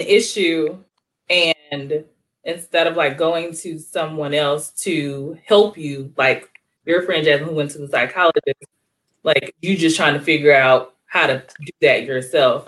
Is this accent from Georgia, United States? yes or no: yes; East Point, Georgia, United States; I'm from East Point